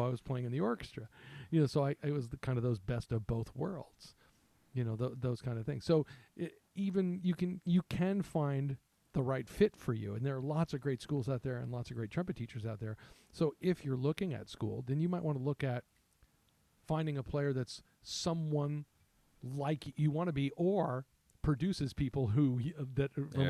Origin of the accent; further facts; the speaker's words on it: Midwest, United States; I'm from the Midwest. I live in the Midwest. It's called middle school here.